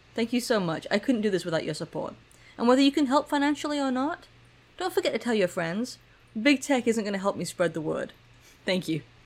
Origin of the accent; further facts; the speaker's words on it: England, United Kingdom; moved away; growing up in England